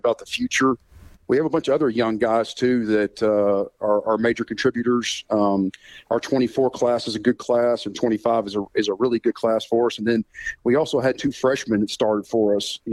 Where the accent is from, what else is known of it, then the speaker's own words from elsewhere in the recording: Hot Springs, Arkansas, United States; we grew up in Hot Springs, Arkansas, and our dad owned a gym